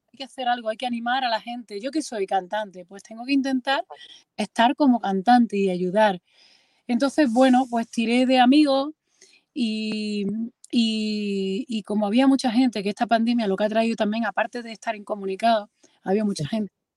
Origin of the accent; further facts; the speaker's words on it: Andalusia, Spain; moved away as an adult; now in Madrid, Spain; yo estoy residiendo en Madrid y soy andaluza